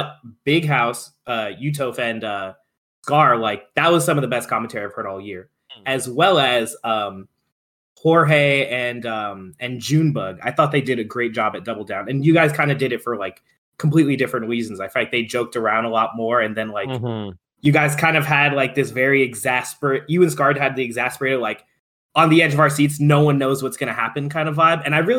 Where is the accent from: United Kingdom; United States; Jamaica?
United States; New York City, New York; New Yorkers are very self-patting on the back about how cool we are.